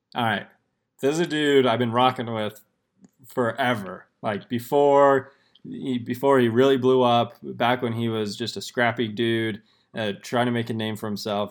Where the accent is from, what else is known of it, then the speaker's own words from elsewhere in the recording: Washington, District of Columbia, United States; growing up in Washington D.C.